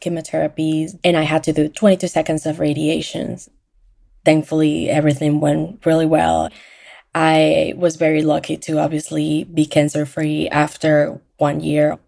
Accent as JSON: {"language": "English", "country": "Venezuela", "moved": "yes", "lives_now": "Orlando, United States", "said": "I am from Venezuela, and I live in Orlando, Florida"}